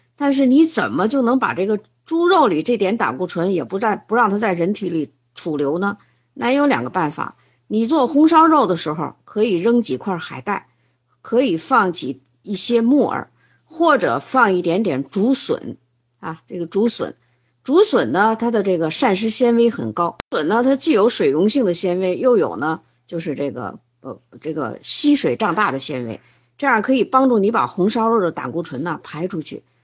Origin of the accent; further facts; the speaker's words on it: China; 这是我们中国人吃的三大动物型的肉